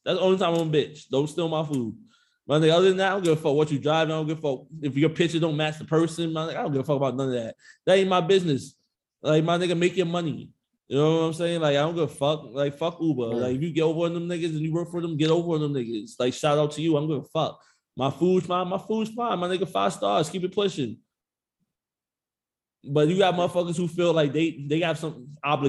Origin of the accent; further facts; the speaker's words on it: New York City, New York, United States; I'm from Jamaica, Queens